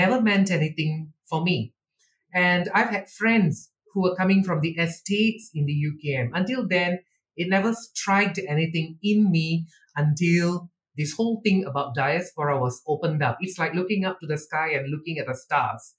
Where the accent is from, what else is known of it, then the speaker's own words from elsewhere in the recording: Malaysia; I've never seen myself as Indian or an Indian Malaysian